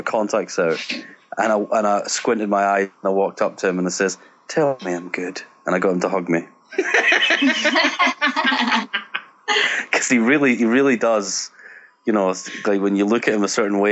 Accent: Scotland, United Kingdom; being Scottish

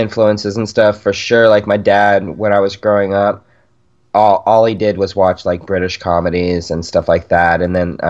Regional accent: Yuma, Arizona, United States; moved away as an adult; now in Arkansas, United States; I'm in Arkansas now, but I grew up in Yuma

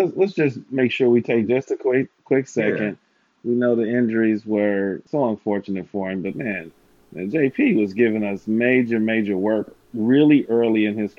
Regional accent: Indianapolis, Indiana, United States; now in Milwaukee, United States; I grew up in Indianapolis

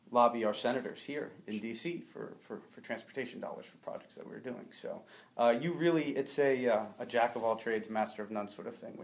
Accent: Westchester County, New York, United States; I'm from Westchester County, New York.

